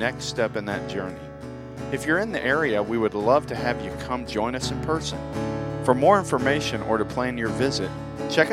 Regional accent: Florida, United States; moved away as an adult; I'm from Florida. And Lori and I, we moved here from Florida about 15 months ago.

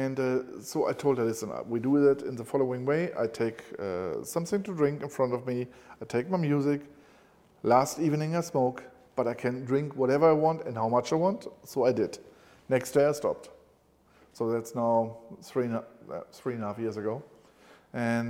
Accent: Cologne, North Rhine-Westphalia, Germany; When I was a kid, I was growing up in Cologne

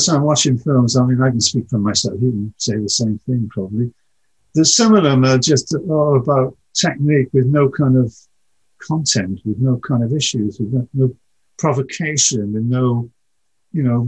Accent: United Kingdom; we're British

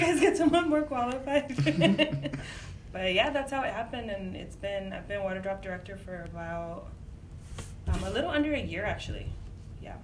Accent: Imperial Valley, California, United States; I was raised on the border. I was raised in Imperial Valley

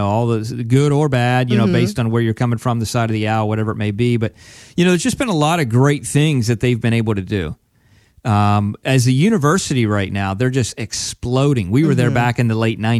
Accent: Pennsylvania, United States; I grew up from in Penn State land, right? Right. Pennsylvania, so big Penn State fan.

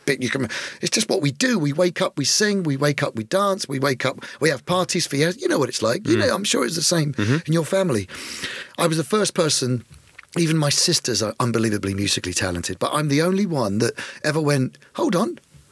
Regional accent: Woking, South East England, United Kingdom; also born or lived in Addlestone, Surrey / Eastleigh, Hampshire; I was born in Woking.

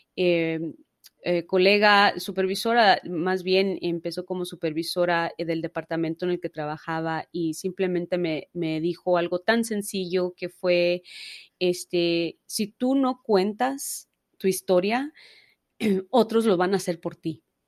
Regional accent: Los Angeles, California, United States; nací, crecí en Los Ángeles, California

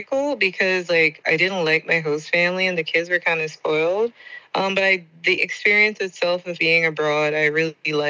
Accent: New York City, New York, United States; moved away as an adult; also born or lived in Jamaica / Germany / Brussels; now in Budapest, Hungary; I'm originally from Jamaica, but raised in New York

